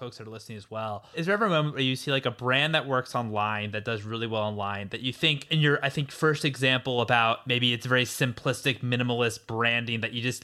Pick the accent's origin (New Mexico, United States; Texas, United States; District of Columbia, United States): District of Columbia, United States; Washington; I'm from Washington, D.C.